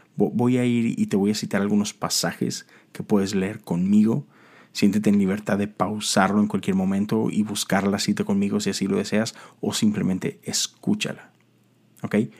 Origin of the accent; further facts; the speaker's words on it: Monterrey, Nuevo León, Mexico; moved away as an adult; now in Houston, United States; yo soy de Monterrey, Nuevo León. Eh, eso está en México